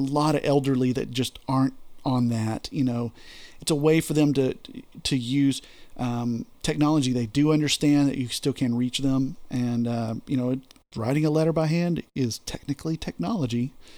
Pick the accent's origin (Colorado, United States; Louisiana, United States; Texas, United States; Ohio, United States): Texas, United States; I'm from Texas